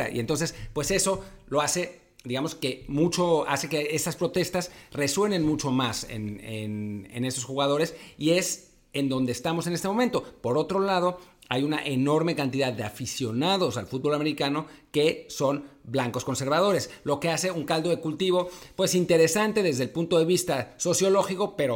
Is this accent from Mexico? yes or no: yes; Mexico